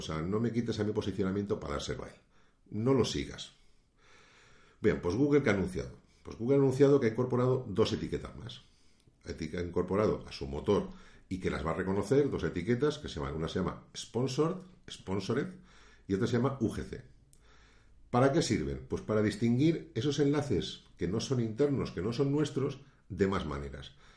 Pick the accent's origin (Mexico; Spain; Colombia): Spain; aquí en mi país, en España